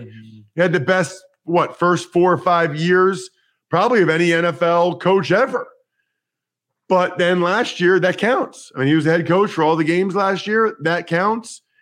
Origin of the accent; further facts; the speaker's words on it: outside of Philadelphia, Pennsylvania, United States; I grew up outside of Philadelphia